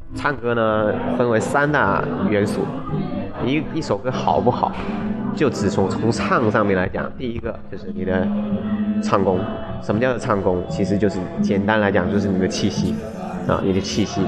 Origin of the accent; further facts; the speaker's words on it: Meizhou, Guangdong, China; accent: Hakka; 我们才是最标准的客家人，啊，不是说最标准，应该说客家话，我觉得是讲得最好听，啊，也是最公认的，就是梅州